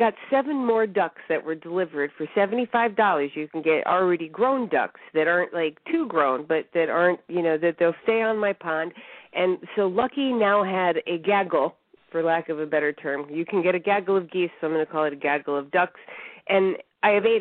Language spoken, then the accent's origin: English; Connecticut, United States; also born or lived in New York; now in Arkansas, United States; I was born in New York, raised in Connecticut, really nice town